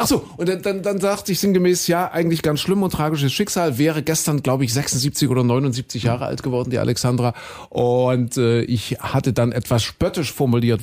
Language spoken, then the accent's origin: German; Saxony-Anhalt, Germany; Kuhköten, dort bin ich ja aufgewachsen in Sachsen-Anhalt